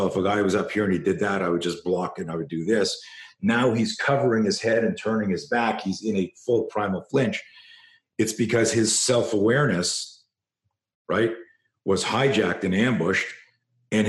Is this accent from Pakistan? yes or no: no; Canada; I grew up in Canada